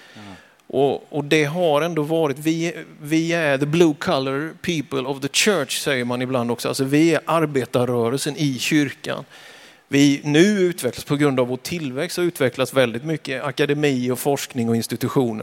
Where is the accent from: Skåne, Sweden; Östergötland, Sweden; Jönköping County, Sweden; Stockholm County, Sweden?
Jönköping County, Sweden; Vetlanda; now in Västerås, Sweden; Jag är född i Vetlanda kommun, en liten by som heter Björkeby, 1971